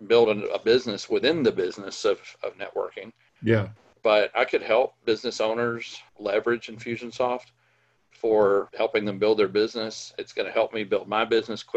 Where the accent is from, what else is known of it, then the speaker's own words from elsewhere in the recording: Mississippi, United States; I grew up in Mississippi, of all places.